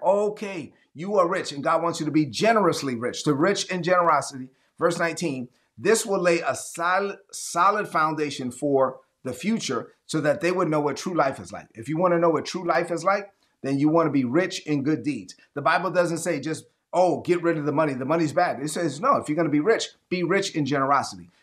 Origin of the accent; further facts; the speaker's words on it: New York City, New York, United States; also born or lived in Dominican Republic; I was raised in Brooklyn